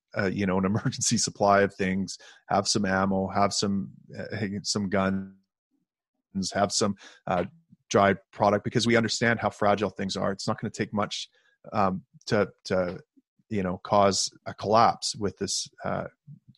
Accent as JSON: {"language": "English", "country": "Canada", "said": "I, as a Canadian"}